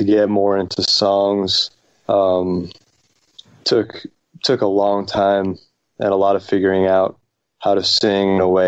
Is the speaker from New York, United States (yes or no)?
yes; New York, United States; moved away as an adult; also born or lived in Boston; we're from New York